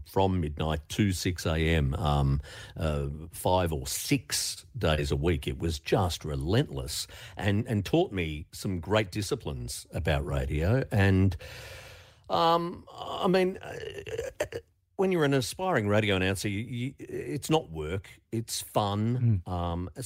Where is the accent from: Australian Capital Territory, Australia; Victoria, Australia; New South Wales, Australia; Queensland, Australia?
Victoria, Australia; Melbourne; growing up in Melbourne through the 1970s